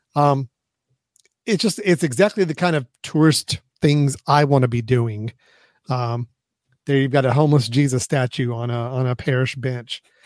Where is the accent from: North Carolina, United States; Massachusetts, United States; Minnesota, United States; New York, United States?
North Carolina, United States; Hickory; my hometown of hickory